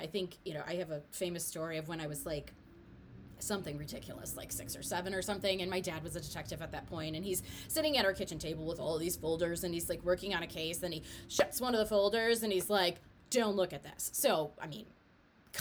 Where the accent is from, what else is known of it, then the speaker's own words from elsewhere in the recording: Detroit, Michigan, United States; I grew up in Detroit